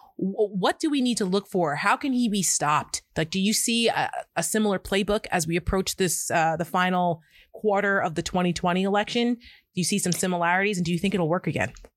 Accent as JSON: {"language": "English", "region": "New Jersey", "country": "United States", "said": "I come from New Jersey"}